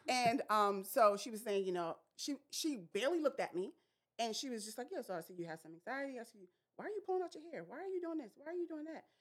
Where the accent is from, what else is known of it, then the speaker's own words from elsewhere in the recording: New York City, New York, United States; I grew up in Brooklyn, New York